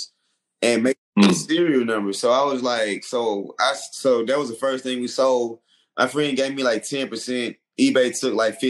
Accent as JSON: {"language": "English", "town": "College Park", "region": "Georgia", "country": "United States", "also_born_or_lived": "Atlanta, Georgia", "said": "I'm from College Park, Georgia."}